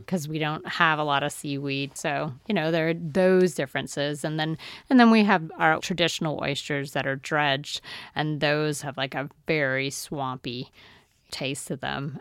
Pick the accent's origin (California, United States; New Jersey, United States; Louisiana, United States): Louisiana, United States; the Bayou; learned from my aunts growing up on the Bayou